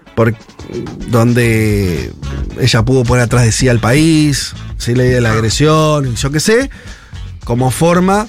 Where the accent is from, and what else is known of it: Argentina